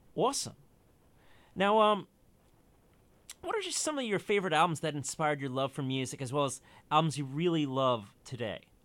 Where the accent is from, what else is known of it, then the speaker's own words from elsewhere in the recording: United States; I'm an American